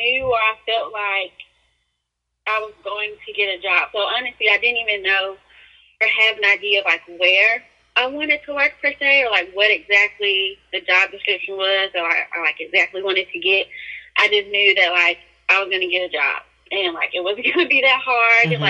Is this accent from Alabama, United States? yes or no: yes; Birmingham, Alabama, United States; I am from Birmingham, Alabama